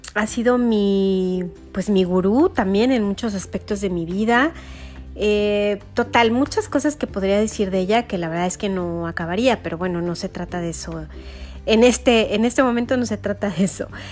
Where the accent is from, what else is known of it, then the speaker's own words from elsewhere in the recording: Mexico City, Mexico; soy de la Ciudad de México